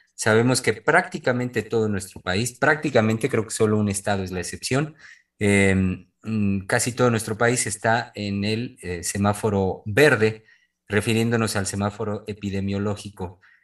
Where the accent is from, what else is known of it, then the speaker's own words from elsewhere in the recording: Mexico; quienes somos mexicanos, única de nuestro país